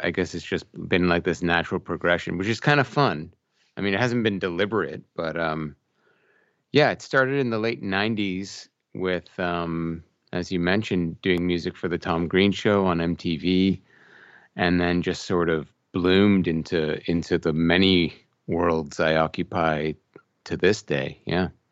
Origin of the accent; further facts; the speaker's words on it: Brampton, Ontario, Canada; moved away as an adult; now in Oakville, Canada; I grew up in this town called Brampton